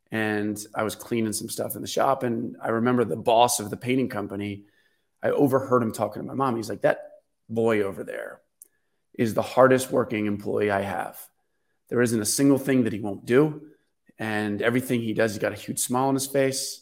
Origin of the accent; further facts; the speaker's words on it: Baltimore, Maryland, United States; we grew up in Baltimore City until I was twelve years old